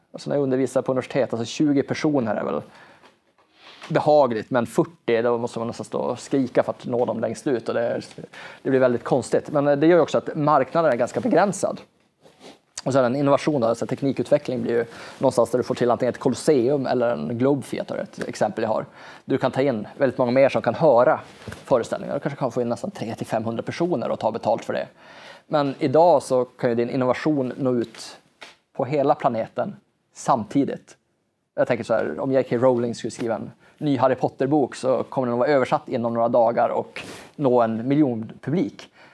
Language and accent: Swedish; Norrbotten County, Sweden; jag är ju norrlänning och i Norrland har vi en extremt lång vinter